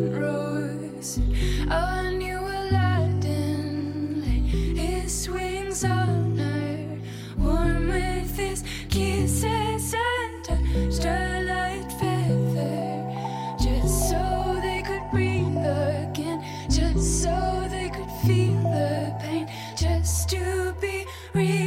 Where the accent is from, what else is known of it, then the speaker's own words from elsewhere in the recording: Coventry, West Midlands, United Kingdom; 37 was the name of the house on Grasmere Avenue where I grew up in Coventry